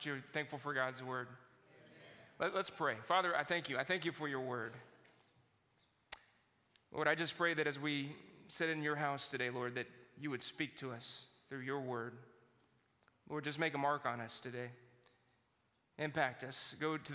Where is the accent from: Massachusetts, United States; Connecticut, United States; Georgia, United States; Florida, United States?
Georgia, United States; now in Indiana, United States; That's where I was born in Georgia, and that's the way they said it down there